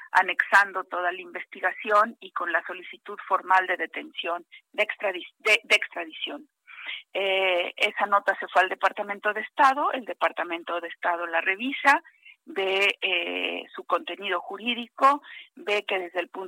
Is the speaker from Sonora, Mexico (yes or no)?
no; Veracruz, Mexico; moved away; also born or lived in Mexico City; Yo soy veracruzana, pero casi chilanga de tanto vivir tantos años de vivir en la Ciudad de México.